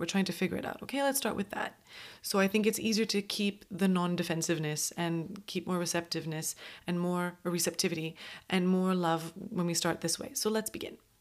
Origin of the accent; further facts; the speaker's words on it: Montreal, Quebec, Canada; moved away; I'm from Montreal